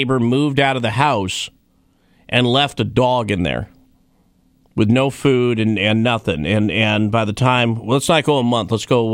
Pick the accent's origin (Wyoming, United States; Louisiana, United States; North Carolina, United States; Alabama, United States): Wyoming, United States; My time growing up in Wyoming